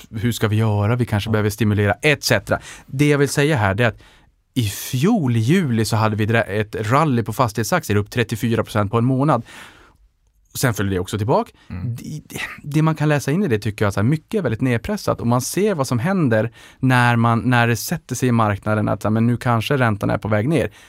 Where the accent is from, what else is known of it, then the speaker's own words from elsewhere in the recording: Norrland, Sweden; för jag investerar långsiktigt och där tror jag att man också kanske ser min sävlighet som norrlänning.